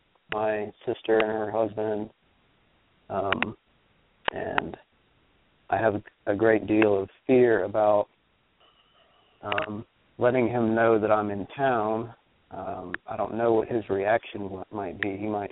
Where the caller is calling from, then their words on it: Starkville, Mississippi, United States; I'm calling from Starkville, Mississippi.